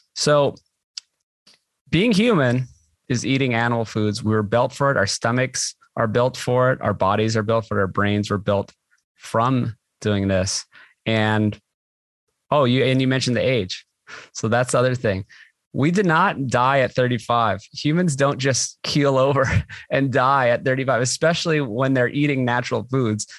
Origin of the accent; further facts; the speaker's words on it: Hawaii, United States; I grew up in Hawaii.